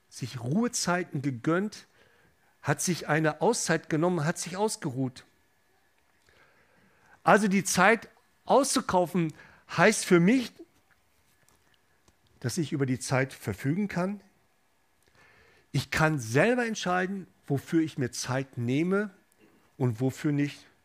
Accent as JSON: {"language": "German", "town": "Gelsenkirchen", "region": "North Rhine-Westphalia", "country": "Germany", "said": "ich komme ursprünglich aus dem Ruhrgebiet, aus Gelsenkirchen"}